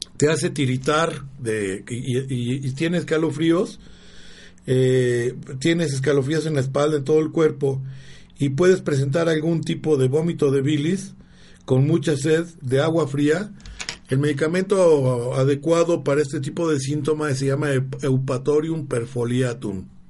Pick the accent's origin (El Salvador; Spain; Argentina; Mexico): Mexico; now in Puebla, Mexico; yo soy jalisciense jalicense michoacano